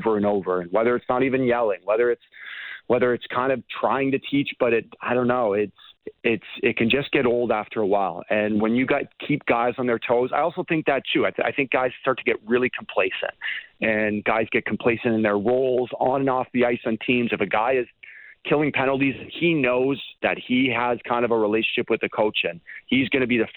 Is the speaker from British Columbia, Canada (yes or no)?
no; Toronto, Ontario, Canada; I grew up in Toronto.